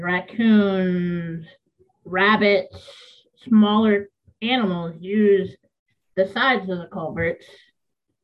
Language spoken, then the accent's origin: English; Michigan, United States; moved away as an adult; now in Maine, United States; in my home state of Michigan still.